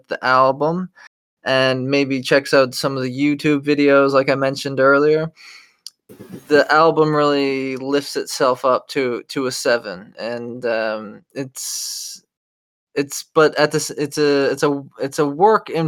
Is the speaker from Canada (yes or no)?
yes; Canada; as Canadians